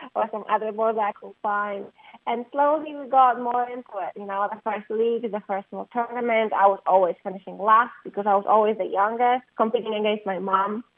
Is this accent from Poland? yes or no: yes; Poland; moved away as an adult; I was raised in Poland and I was there for 19 years of my life before I went to the university